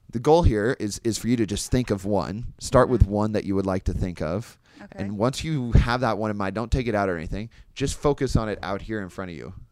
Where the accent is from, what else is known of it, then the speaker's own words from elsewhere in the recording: Kansas, United States; now in Chicago, United States; I mean, I'm from Kansas originally, live in Chicago now